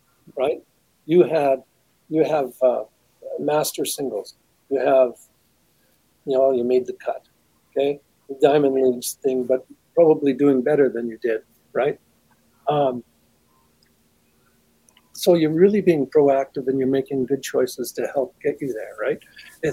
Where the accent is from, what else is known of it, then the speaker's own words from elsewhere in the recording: Saskatchewan, Canada; I come from Saskatchewan, so a lot of my experience is obviously Saskatchewan-based